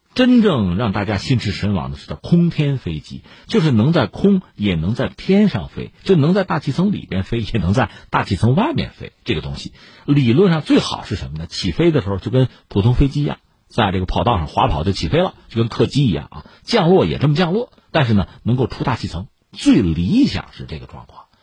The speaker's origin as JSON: {"language": "Chinese", "country": "China", "said": "我们中国人"}